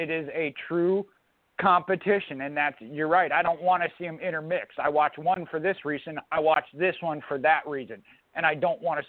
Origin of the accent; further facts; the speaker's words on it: Minnesota, United States; I'm from Minnesota